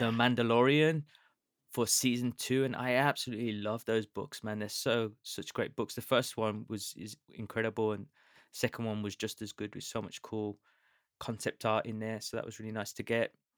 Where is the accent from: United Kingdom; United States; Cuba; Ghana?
United Kingdom; I'm British